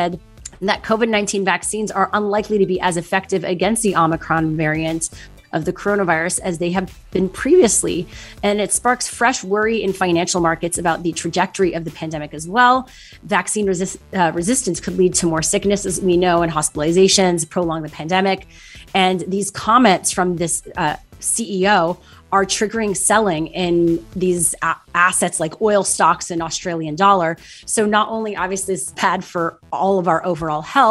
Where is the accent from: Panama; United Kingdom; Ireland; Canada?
Canada; Montreal, Quebec; moved away; Montreal, my hometown